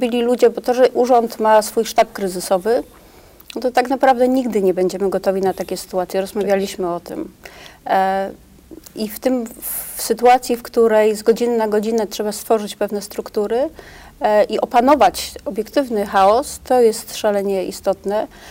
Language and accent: Polish; Poznań, Greater Poland, Poland; Ja jestem jako poznanianka Wielkopolanka, nie ukrywam, szalenie dumna